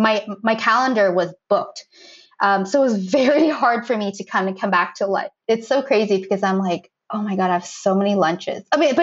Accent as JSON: {"language": "English", "town": "Boston", "region": "Massachusetts", "country": "United States", "also_born_or_lived": "Fiji", "moved": "as an adult", "lives_now": "Tokyo, Japan", "said": "We're both from Boston."}